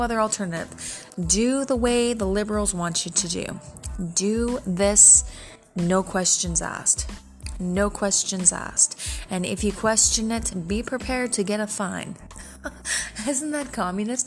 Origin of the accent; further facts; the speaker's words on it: Canada; as a Canadian citizen myself